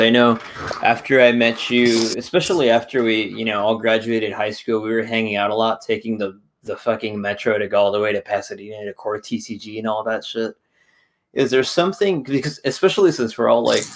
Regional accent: Michoacán, Mexico; I'm from Michoacan

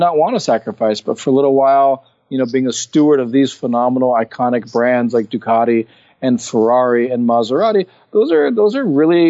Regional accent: Hawaii, United States; when I was growing up in Hawaii

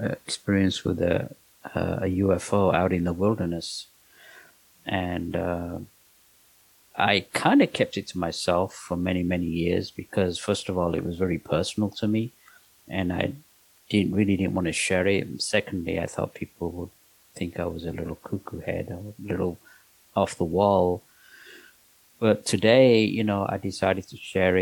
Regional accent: London, United Kingdom; moved away as an adult; also born or lived in Pakistan / Manchester area, North West England; now in Los Angeles, United States; I was born in Pakistan, and my parents moved to England when I was 3 years old

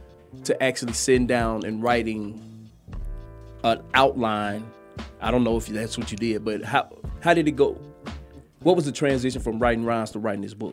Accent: Athens, Georgia, United States; moved away as an adult; also born or lived in Marietta, Georgia; I'm originally from Athens, but I was in the military right there in Marietta, and I stayed down Depp Road.

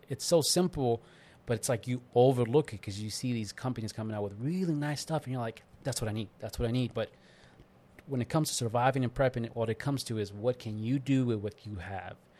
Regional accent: East Coast, United States; moved away; I'm from East Coast

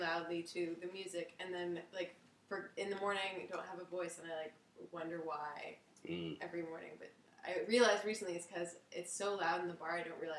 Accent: Calgary, Alberta, Canada; moved away as an adult; now in Toronto, Canada; I'm a gal from Calgary.

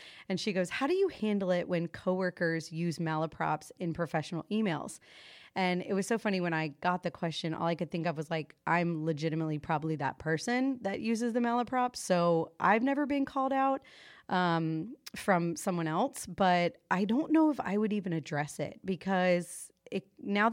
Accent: Florida, United States; now in North Carolina, United States; I was raised in Florida

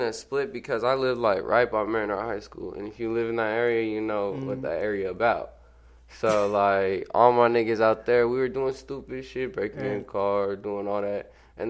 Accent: Sacramento, California, United States; born there; now in Everett, United States; I was born in Sacramento.

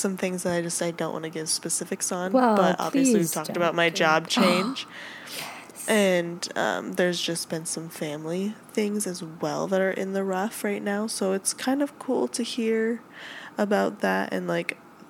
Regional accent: Minnesota, United States; we're all from Minnesota.

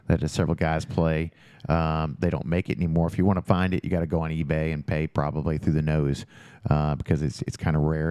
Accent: Jeffersonville, Indiana, United States; moved away as an adult; also born or lived in Louisville, Kentucky; now in Bedford, United States; I grew up in Jeffersonville

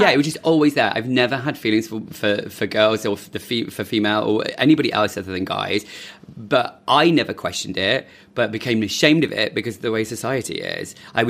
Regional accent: London, United Kingdom; born there; also born or lived in Manchester / Midlands; London, born here in London, moved to Manchester. And then we've lived in the Midlands a bit and just moved around a lot. And I came back to London 14 years ago

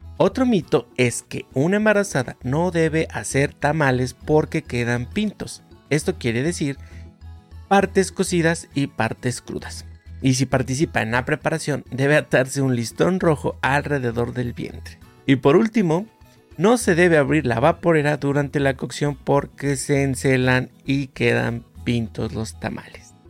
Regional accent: Mexico; la mayoría de nosotros como mexicanos conocemos

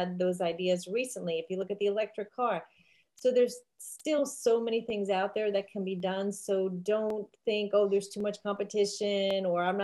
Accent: New York City, New York, United States; I grew up in Staten Island, New York, and people don't think of it as being an island, but it is.

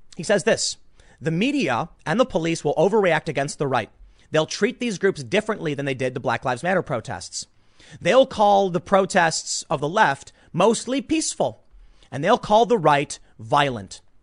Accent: United States; I grew up in America

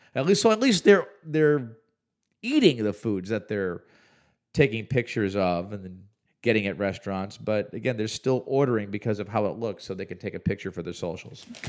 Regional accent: Chicago, Illinois, United States; moved away; I grew up in the Chicagoland area

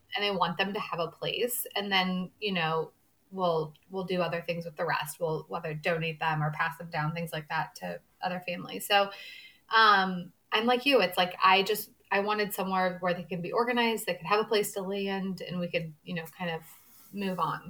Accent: St. Louis, Missouri, United States; I grew up in St. Louis, Missouri, born and raised here

